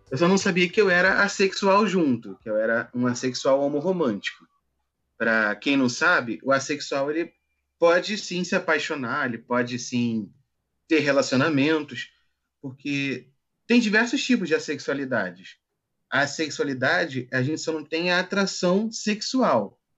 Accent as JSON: {"language": "Portuguese", "region": "Rio de Janeiro", "country": "Brazil", "said": "tenho 26, sou do Rio de Janeiro."}